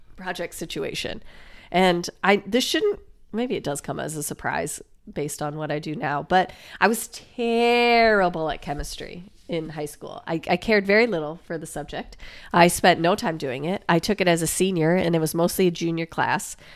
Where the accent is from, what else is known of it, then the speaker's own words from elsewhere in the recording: Iowa, United States; we're from Iowa